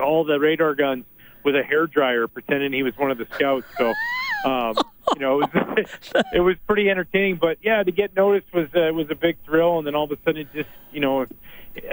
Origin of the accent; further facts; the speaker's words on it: Gibsons, British Columbia, Canada; it was a treat growing up in Gibson's where obviously the Beachcombers was filmed